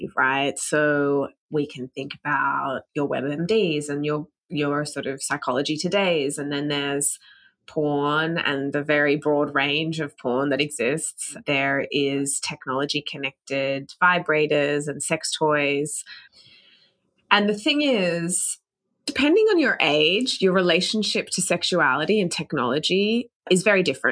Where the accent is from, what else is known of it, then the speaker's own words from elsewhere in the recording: Australia; moved away as an adult; now in United States; I'm from Australia, hadn't spent much time in the US before moving here